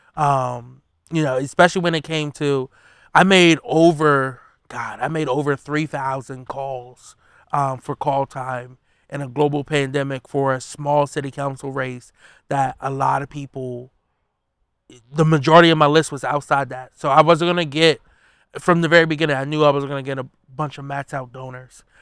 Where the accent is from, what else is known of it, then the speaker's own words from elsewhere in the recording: Wilmington, Delaware, United States; I'm a kid from North Side of Wilmington, which, you know, growing up, it was known as Murder Town U S